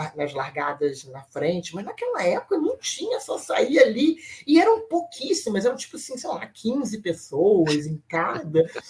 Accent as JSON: {"language": "Portuguese", "country": "Brazil", "said": "eu sou do Brasil"}